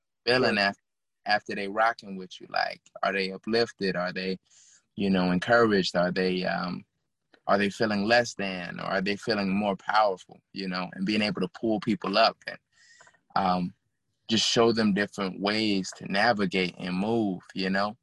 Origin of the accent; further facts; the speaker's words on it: Chicago, Illinois, United States; also born or lived in Minnesota; I'm from Chicago